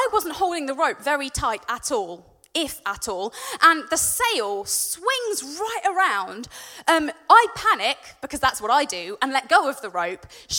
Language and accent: English; Warwickshire, West Midlands, United Kingdom; I'm from Warwickshire